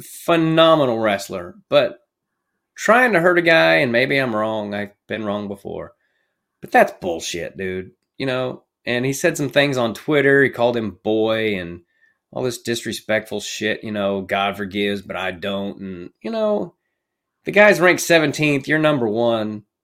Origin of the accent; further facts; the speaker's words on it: Kansas, United States; I'm from Kansas